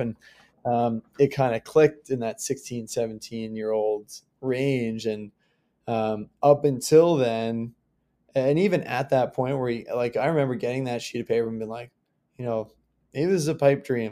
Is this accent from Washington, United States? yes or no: no; Long Island, New York, United States; I grew up on Long Island in New York